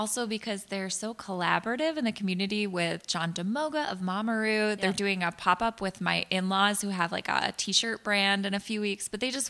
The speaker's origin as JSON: {"language": "English", "town": "Worcester", "region": "Massachusetts", "country": "United States", "tie": "born or raised there", "said": "But I grew up in Worcester"}